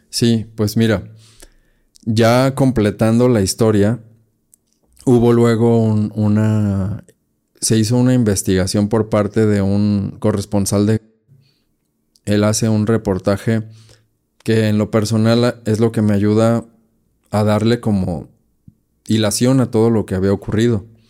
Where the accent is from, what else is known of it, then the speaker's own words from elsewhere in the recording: Guadalajara, Jalisco, Mexico; mi tierra, aquí Guadalajara